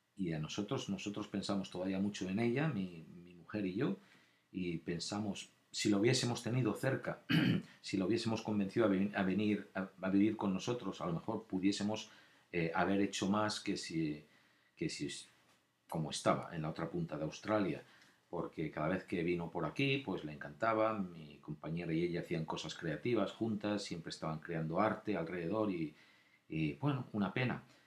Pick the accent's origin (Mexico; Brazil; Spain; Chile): Spain; moved away; yo también nacido allí, también tengo, somos españoles